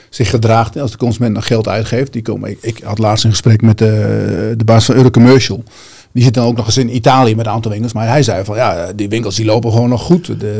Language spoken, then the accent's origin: Dutch; India; Uit India.